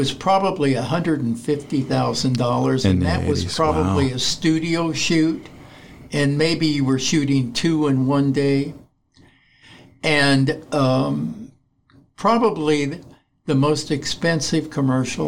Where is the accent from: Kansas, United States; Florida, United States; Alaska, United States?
Kansas, United States; Leawood; also born or lived in Pacific Palisades, California; now in Ojai, United States; I grew up in Leewood, Kansas